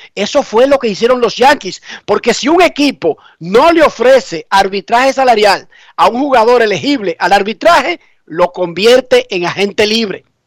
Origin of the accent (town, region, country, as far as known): Santo Domingo Oeste, Distrito Nacional, Dominican Republic; born or raised there